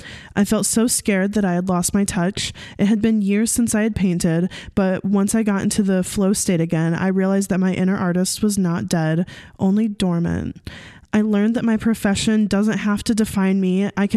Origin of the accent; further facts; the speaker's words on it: Hawaii, United States; I'm 21 years old and I'm from Hawaii.